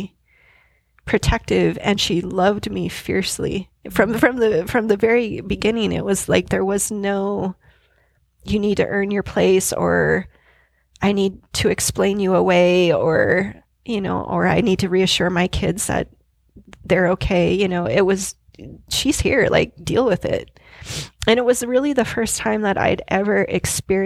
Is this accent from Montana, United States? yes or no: yes; Billings, Montana, United States; I was born on October 29th, 1975 in Billings, Montana